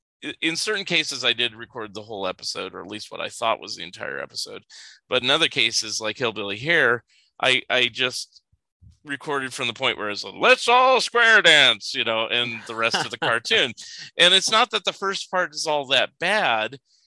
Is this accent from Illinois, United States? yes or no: no; California, United States; I grew up in California